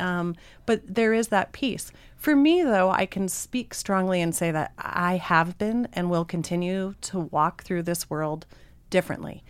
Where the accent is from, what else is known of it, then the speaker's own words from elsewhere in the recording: Missoula, Montana, United States; I'm definitely born and raised in Missoula.